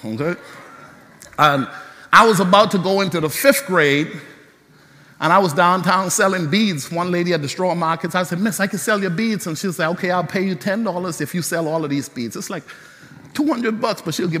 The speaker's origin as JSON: {"language": "English", "country": "Bahamas", "tie": "born or raised there", "said": "growing up in the Bahamas"}